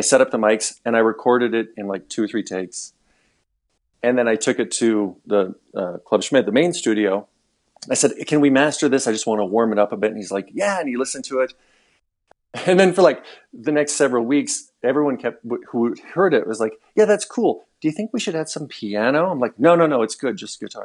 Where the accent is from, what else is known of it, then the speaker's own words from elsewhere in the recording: Missoula, Montana, United States; moved away as an adult; also born or lived in Alaska; when we moved back to my hometown, Missoula